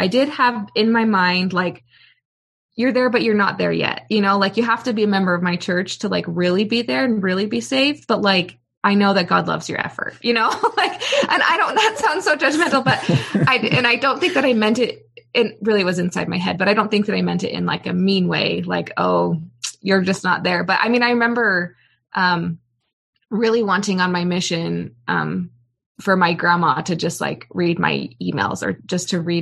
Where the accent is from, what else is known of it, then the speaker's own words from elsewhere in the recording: Bay Area, California, United States; I grew up in California